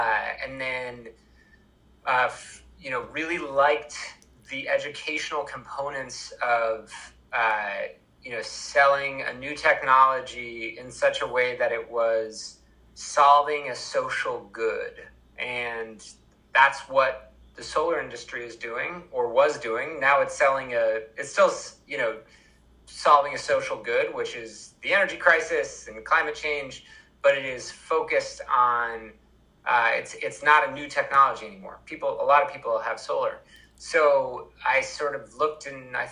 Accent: Vermont, United States; I'm from Vermont

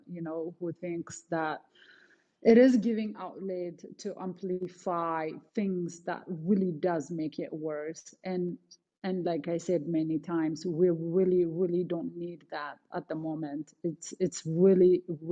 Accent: Canada; moved away; I'm Canadian

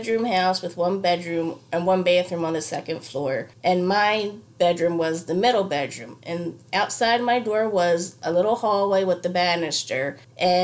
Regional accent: Delaware County, Pennsylvania, United States; I'm from Delco, Delaware County

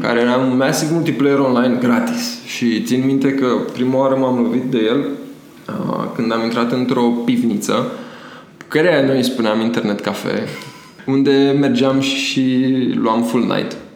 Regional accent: Romania; eu sunt din Tămăroaia

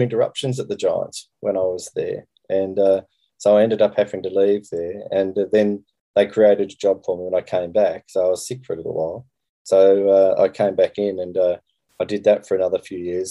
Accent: Yass, New South Wales, Australia; also born or lived in Canberra; I'm from Yass, which is in the catchment. I went to school in Canberra

